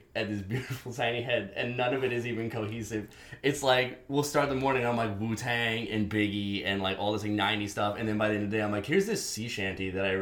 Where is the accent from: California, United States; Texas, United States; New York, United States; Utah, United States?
New York, United States; New York City; I grew up here in New York City, lovely Bronx, uptown from Manhattan